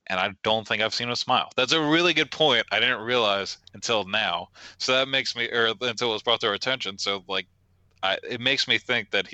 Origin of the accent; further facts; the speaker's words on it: Maryland, United States; I grew up in Maryland